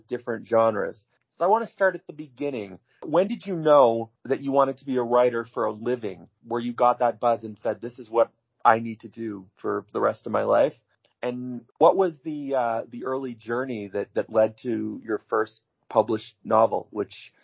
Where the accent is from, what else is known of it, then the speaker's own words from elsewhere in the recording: Canada; I come from Canada